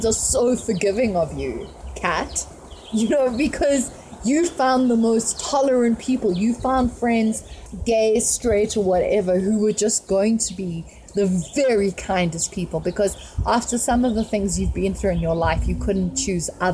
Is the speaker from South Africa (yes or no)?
yes; South Africa; we are tribes here